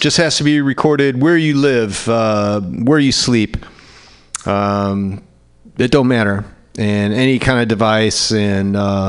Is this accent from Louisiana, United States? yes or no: yes; New Orleans, Louisiana, United States; I am a songwriter from New Orleans, Louisiana.